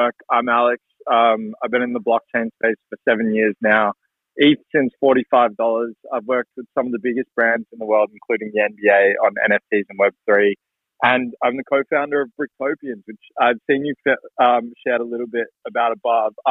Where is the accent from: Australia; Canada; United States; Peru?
Australia; Melbourne, Victoria; And so I grew up in Melbourne, Australia.